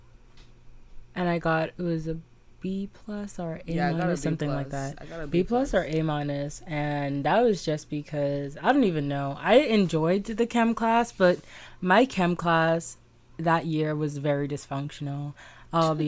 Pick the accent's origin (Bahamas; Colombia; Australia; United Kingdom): Bahamas; I'm from the Bahamas